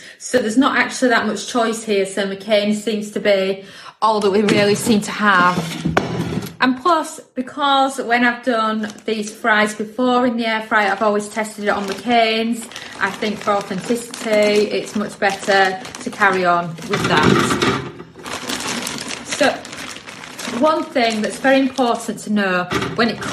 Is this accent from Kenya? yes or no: no; United Kingdom; me being British